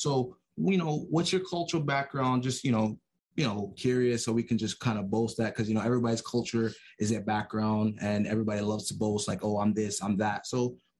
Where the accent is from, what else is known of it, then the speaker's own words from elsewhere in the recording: New York City, New York, United States; now in Queens, United States; Born and raised in the Bronx